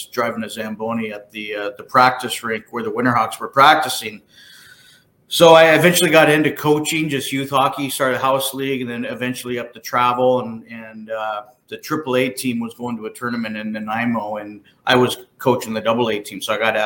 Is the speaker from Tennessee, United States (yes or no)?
no; San Jose, California, United States; moved away; also born or lived in Portland, Oregon; I was born and raised in San Jose, California